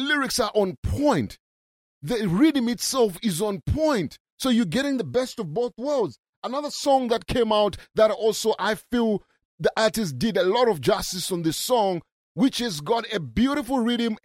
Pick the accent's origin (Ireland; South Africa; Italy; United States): South Africa